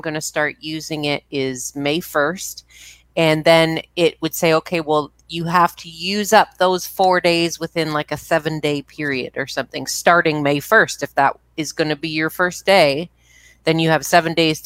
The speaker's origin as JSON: {"language": "English", "country": "Canada", "said": "I'm Canadian"}